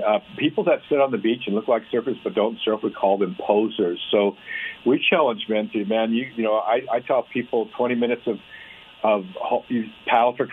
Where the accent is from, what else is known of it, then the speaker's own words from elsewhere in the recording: California, United States; also born or lived in North Dakota; I was born in North Dakota. I moved to California right away when I was a kid.